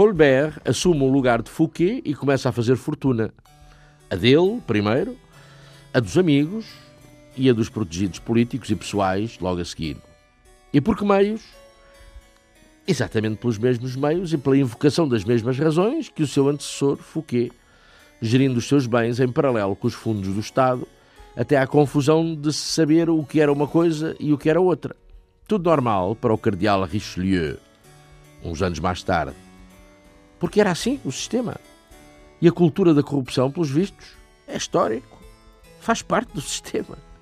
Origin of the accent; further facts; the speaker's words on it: Portugal; nós, portugueses